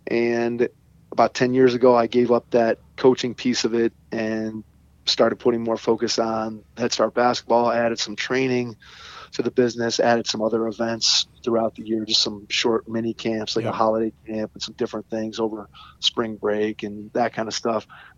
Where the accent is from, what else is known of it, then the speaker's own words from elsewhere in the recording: Cleveland, Ohio, United States; Growing up, worked at Ron Harper's camp here in Cleveland